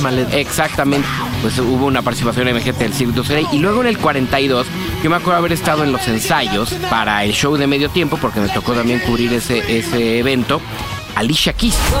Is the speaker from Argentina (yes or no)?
no; Mexico